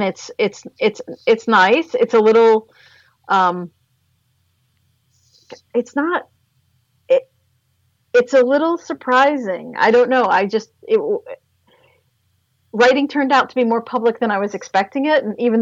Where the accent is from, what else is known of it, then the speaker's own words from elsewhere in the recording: Palm Beach Gardens, Florida, United States; moved away; I was raised in the Palm Beach County area, Palm Beach Gardens.